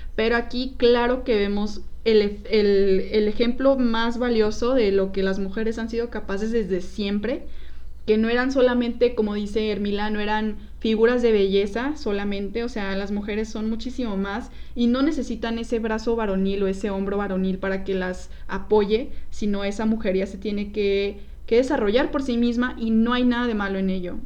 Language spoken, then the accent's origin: Spanish; Mexico; tenemos que conocer como mexicanos